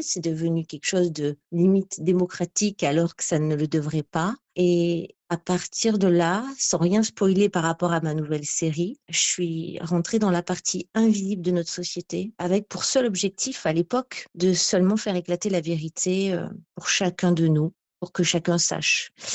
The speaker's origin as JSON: {"language": "French", "town": "Ramatuelle", "region": "Provence-Alpes-Côte d'Azur", "country": "France", "tie": "born or raised there", "said": "je suis née quasi à Ramatuelle en août 80."}